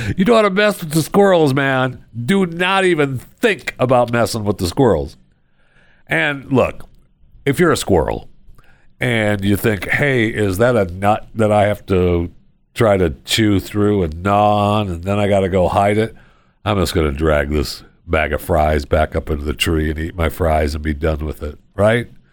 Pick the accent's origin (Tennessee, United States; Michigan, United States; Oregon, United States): Michigan, United States; I grew up in Michigan